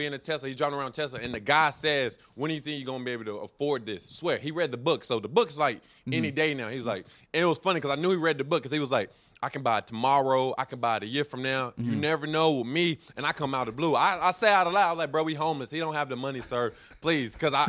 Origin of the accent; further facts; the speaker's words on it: Winston-Salem, North Carolina, United States; And then they have like in my hometown, like Winston-Salem.